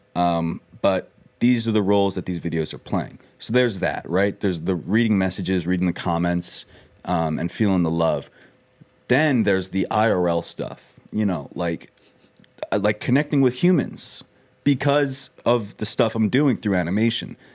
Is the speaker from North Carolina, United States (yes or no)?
no; Long Island, New York, United States; moved away; I grew up on Long Island